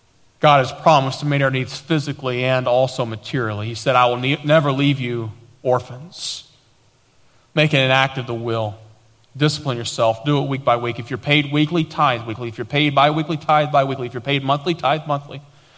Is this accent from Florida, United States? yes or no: no; Tennessee, United States; accent: East Tennessee; now in Dallas, United States; I've lost my East Tennessee accent for the most part, but we didn't know anybody. People were making fun of us because of the way we talked, and we had nothing.